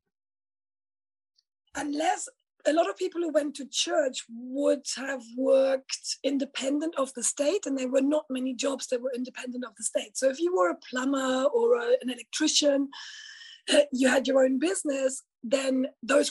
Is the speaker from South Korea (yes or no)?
no; East Germany, Germany; now in United Kingdom; I'm originally from Germany. I actually grew up in socialist East Germany as a child, in a very rural area.